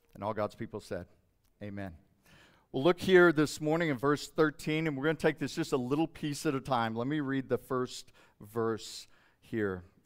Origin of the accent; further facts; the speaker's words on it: Hobbs, New Mexico, United States; when I was growing up in Hobbs, New Mexico